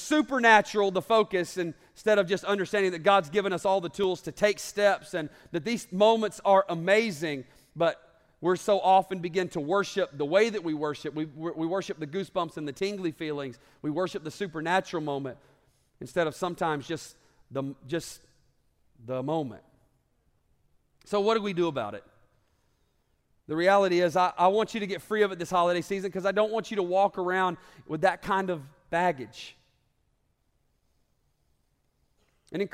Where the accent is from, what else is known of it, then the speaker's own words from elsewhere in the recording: the South, United States; also born or lived in Alabama; And I grew up in the South, and football is kind of a big deal.